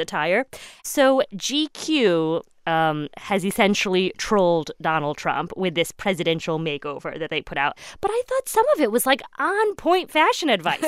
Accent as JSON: {"language": "English", "region": "Midwest", "country": "United States", "tie": "born or raised there", "said": "I grew up in the Midwest."}